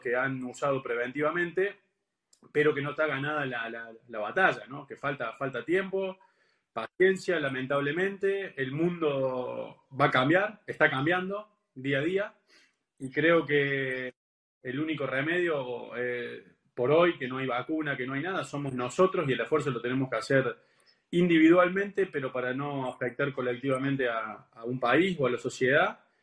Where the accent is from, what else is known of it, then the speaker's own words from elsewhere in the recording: Argentina; yo soy argentino